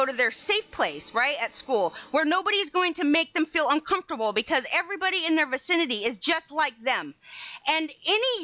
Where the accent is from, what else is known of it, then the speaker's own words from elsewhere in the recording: United States; I'm an American